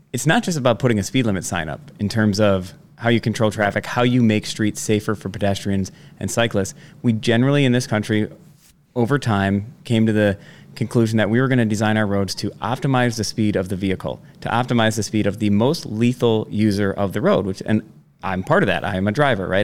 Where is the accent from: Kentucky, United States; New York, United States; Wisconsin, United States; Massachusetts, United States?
Wisconsin, United States; Sevastopol, Door County; being on the Sevastopol Gibraltar football team